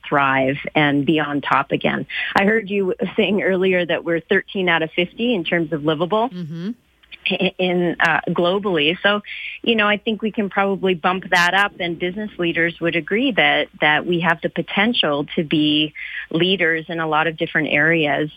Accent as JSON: {"language": "English", "town": "Calgary", "region": "Alberta", "country": "Canada", "tie": "born or raised there", "said": "I grew up in Calgary. I love this city"}